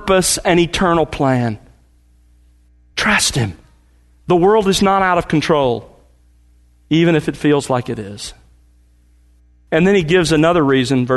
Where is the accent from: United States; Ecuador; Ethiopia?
United States; the South; moved away as an adult; also born or lived in California; We were raised in the South, moved out there